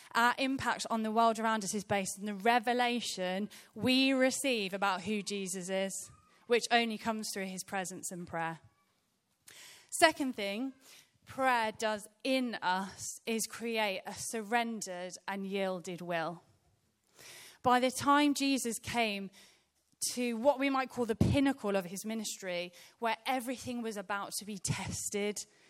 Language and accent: English; Birmingham, West Midlands, United Kingdom; I was born in Birmingham in a, in a place called Rotten Park.